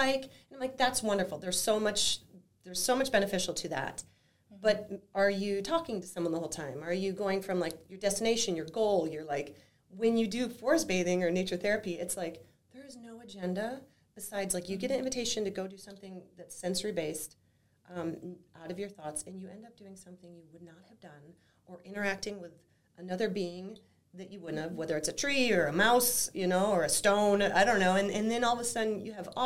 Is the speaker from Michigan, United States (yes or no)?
yes; Flint, Michigan, United States; moved away as an adult; now in Whitefish, United States; growing up in Michigan, in Flint, Michigan specifically